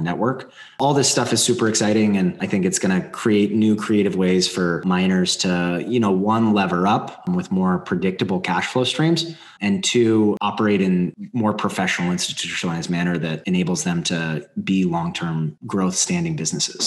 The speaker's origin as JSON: {"language": "English", "region": "Colorado", "country": "United States", "tie": "born or raised there", "said": "I grew up in Colorado."}